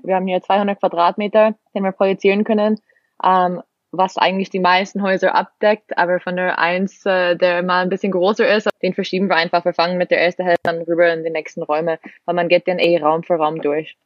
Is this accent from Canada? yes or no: yes; Canada; bin Kanadierin, 26 Jahre alt